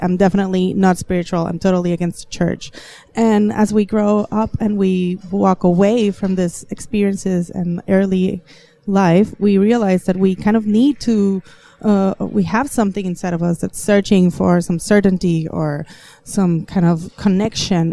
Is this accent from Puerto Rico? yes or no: yes; Puerto Rico; I am from Puerto Rico, which is an island in the Caribbean